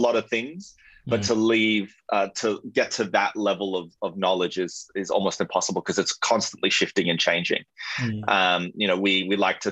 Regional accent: Melbourne, Victoria, Australia; moved away as an adult; now in Sydney, Australia; I'm originally from Melbourne, and yeah, like moved up 2 months later, landed the job, and have been in Sydney for the last decade.

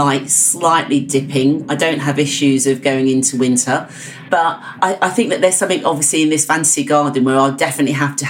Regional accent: Hertfordshire, East of England, United Kingdom; I was brought up in Hertfordshire, which is Greenbelt.

